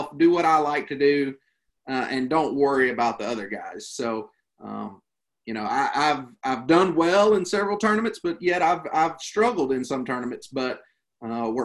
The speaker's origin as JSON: {"language": "English", "region": "Western North Carolina", "country": "United States", "tie": "born or raised there", "said": "I grew up here in Western North Carolina"}